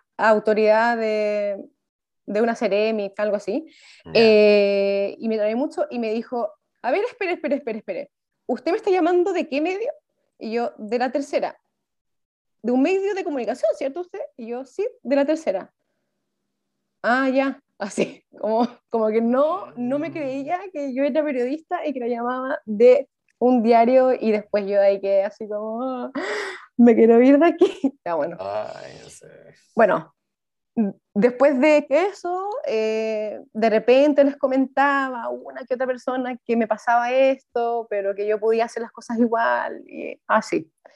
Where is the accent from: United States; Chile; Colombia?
Chile; Viña del Mar, Valparaíso; moved away as an adult; now in Santiago, Chile; soy de Viña del mar originalmente, pero ahora mm. estoy en Santiago